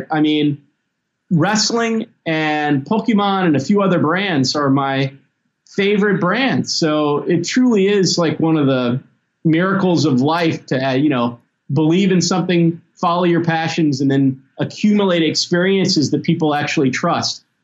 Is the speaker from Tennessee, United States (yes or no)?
yes; Memphis, Tennessee, United States; I grew up in Memphis and the South.